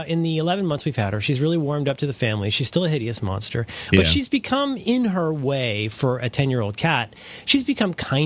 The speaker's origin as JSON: {"language": "English", "region": "Ohio", "country": "United States", "said": "I'm from Ohio"}